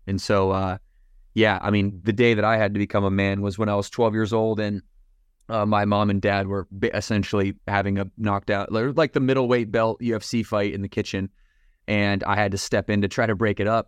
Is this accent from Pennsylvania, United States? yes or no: no; Battle Creek, Michigan, United States; now in Lake Norman, United States; Morgan, uh, and I both grew up in Battle Creek, Michigan